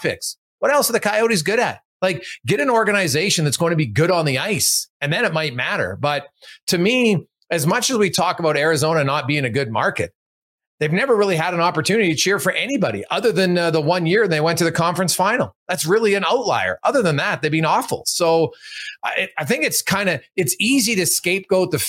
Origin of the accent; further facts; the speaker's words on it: Canada; as a Canadian